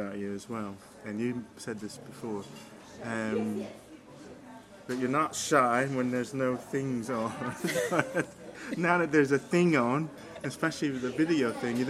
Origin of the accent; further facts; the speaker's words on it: Newark, New Jersey, United States; also born or lived in Plainfield, New Jersey; I was born in Newark, but lived in Plainfield as well.